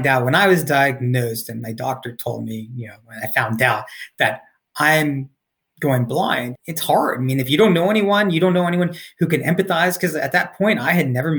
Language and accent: English; Cary, North Carolina, United States; moved away; my hometown of Cary, North Carolina